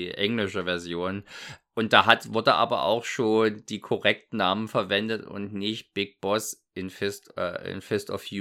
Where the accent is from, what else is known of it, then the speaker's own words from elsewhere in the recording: East Germany, Germany; Ich komme also aus dem Osten, äh, war zu dem Zeitpunkt noch DDR, dementsprechend war ein Bravo ist natürlich nicht leicht ranzukommen